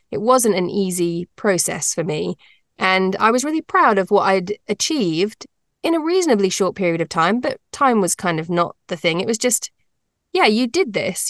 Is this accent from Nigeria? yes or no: no; United Kingdom; moved away as an adult; also born or lived in London; now in North America; I am British, but I live in North America. And I actually used to be a lawyer in England, in London